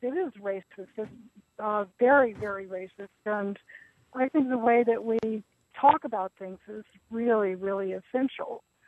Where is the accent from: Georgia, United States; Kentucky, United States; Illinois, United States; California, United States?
Georgia, United States; moved away; I grew up in Jim Crow South in uh, Georgia in the 50s and 60s